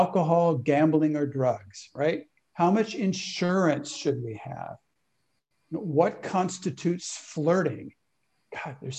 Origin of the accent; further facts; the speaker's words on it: California, United States; I was raised in California